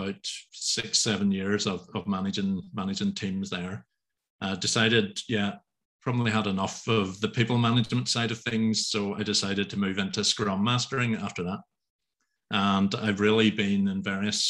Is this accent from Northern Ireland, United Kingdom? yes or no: yes; Northern Ireland, United Kingdom; I'm from Northern Ireland, quite a rural part of Northern